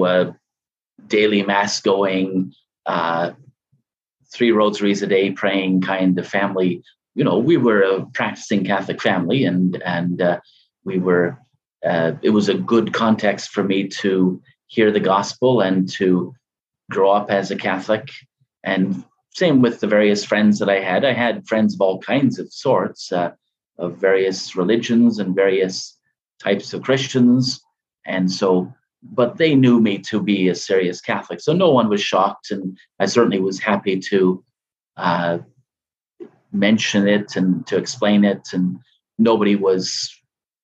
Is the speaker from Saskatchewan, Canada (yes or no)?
no; London, Ontario, Canada; I was born and raised in London, Ontario